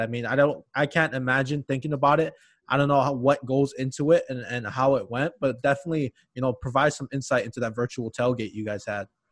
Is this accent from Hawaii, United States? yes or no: yes; Hawaii, United States; moved away as an adult; now in Minnesota, United States; I was born and raised in Hawaii